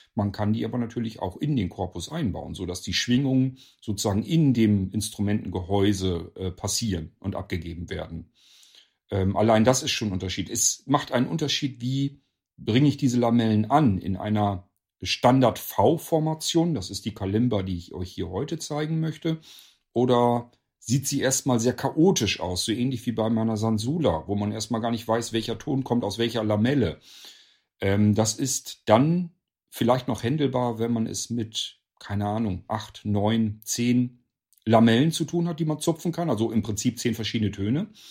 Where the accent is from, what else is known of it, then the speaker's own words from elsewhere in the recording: Northern Germany, Germany; hier in Deutschland, bei uns in Norddeutschland, also hier in meinem Nachbarort